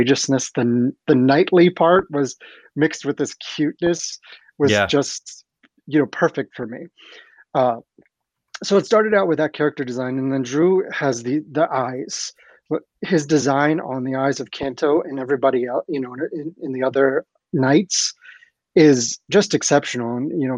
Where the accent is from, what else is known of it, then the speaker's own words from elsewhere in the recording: Ohio, United States; my local library in the town where I grew up in Ohio